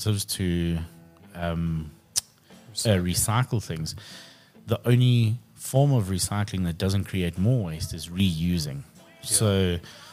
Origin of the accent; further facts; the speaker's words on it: Krugersdorp, Gauteng, South Africa; Krugersdorp, my hometown